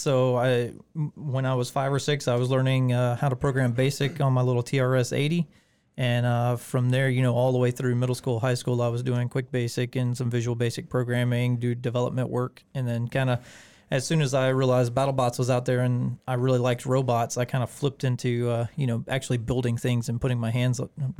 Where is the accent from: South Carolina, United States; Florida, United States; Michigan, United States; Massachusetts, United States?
South Carolina, United States; Beech Island; also born or lived in Augusta; Yeah, I'm originally from Augusta, Beach Island area. Grew up over in Carolina.